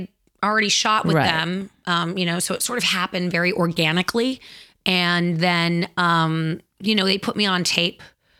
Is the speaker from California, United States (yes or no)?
yes; Los Angeles, California, United States; I grew up in the Valley